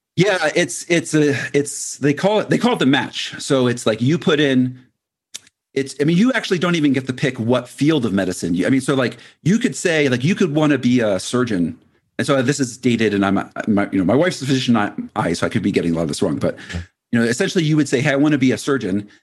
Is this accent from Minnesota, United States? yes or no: no; Philadelphia, Pennsylvania, United States; moved away as an adult; also born or lived in Annapolis, Maryland; now in Colorado, United States; I grew up, uh, around Philadelphia